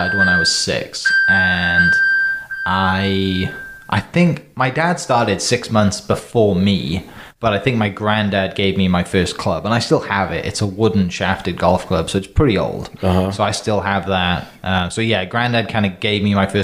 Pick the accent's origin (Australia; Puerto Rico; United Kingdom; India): United Kingdom; Wales; moved away as an adult; now in Oklahoma, United States; I'm from Wales in the UK. Came to the States to play golf